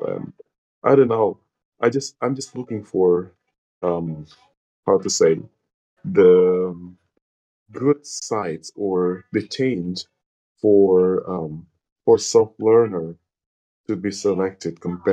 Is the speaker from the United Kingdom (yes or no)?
no; Indonesia; English is a second language; I'm from Indonesia